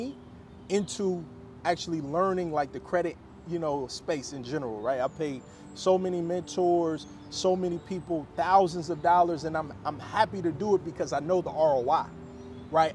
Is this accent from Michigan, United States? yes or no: no; Cincinnati, Ohio, United States; moved away as an adult; also born or lived in Chicago, Illinois; I'm originally from Cincinnati, Ohio.